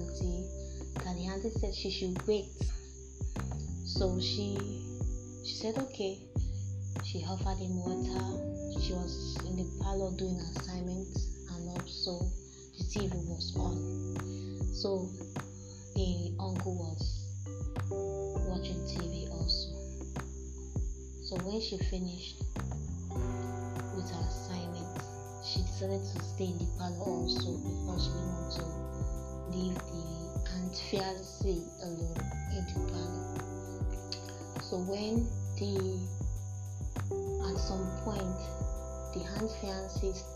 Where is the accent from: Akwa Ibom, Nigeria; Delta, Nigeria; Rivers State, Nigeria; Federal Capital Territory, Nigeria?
Akwa Ibom, Nigeria; also born or lived in Lagos; I'm from Akwa Ibom State, Ikonologu Government Area.